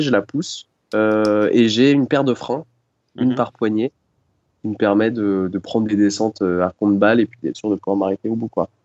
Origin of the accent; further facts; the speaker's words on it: Dreux, France; je suis né euh, en Normandie, à Dreux